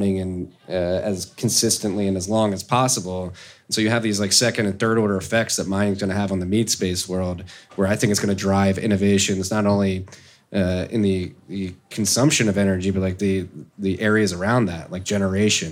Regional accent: United States; as an American

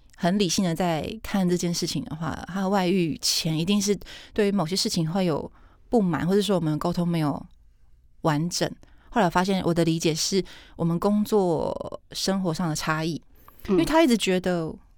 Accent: southern Taiwan, Taiwan; 我南部人

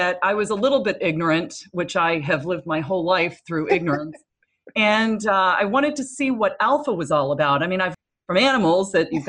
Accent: Williamsburg, Virginia, United States; also born or lived in Asia; So I lived in Asia quite a bit for about 6 years. And then I went to high school. Yeah. Oh yes. And then, I lived in Williamsburg, Virginia and went to high school there

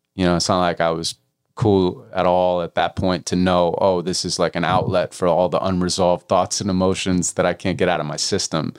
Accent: Santa Monica, California, United States; I was raised in Santa Monica

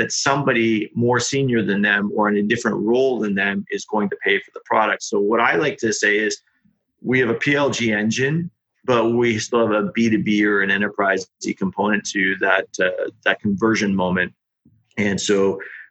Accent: Australia; accent: Aussie; the Aussie accent

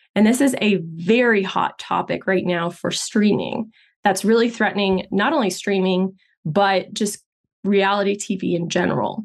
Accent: Texas, United States; I grew up in Texas, but my parents are Brazilian

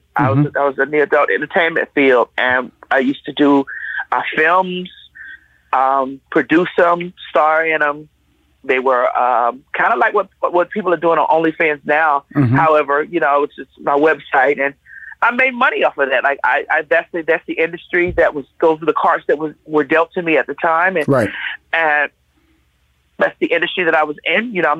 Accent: Miami, Florida, United States; now in Conyers, United States

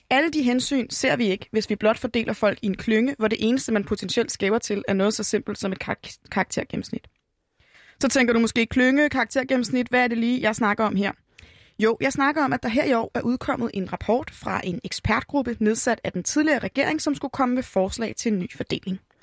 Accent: Hillerød, Capital Region of Denmark, Denmark; min hjemby Hillerød

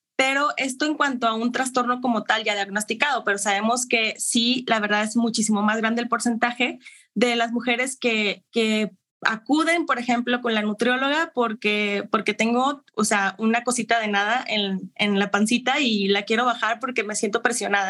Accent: Monterrey, Nuevo León, Mexico; Yo soy de Monterrey, Nuevo León.

